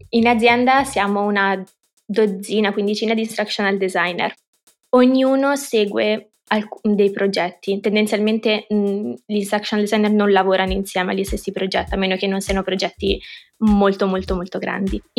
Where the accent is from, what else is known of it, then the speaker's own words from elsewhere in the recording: Rome, Lazio, Italy; Mm, vabbè, sono di Roma, direi 23.